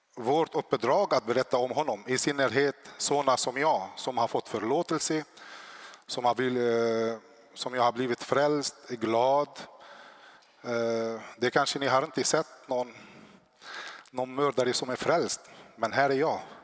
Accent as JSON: {"language": "Swedish", "region": "South Lebanon", "country": "Lebanon", "tie": "born or raised there", "moved": "yes", "lives_now": "Sweden", "said": "jag är född i Libanon, i södra Libanon. I uppväxt i kriget där så kom jag till Sverige år 99"}